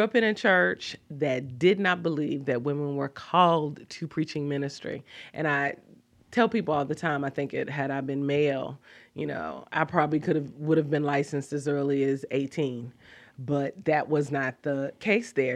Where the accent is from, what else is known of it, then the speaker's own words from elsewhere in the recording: Kansas City, United States; moved away; also born or lived in Washington, D.C.; growing up in Kansas City, I did not go to a church that affirmed women